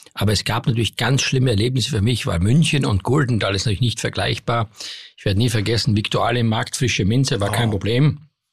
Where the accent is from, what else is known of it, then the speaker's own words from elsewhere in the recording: Styria, Austria; moved away; Ich komme aus der Steiermark